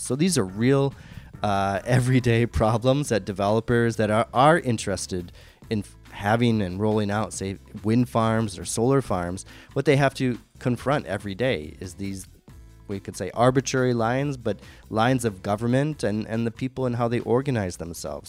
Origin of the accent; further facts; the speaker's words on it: Michigan, United States; my home state of Michigan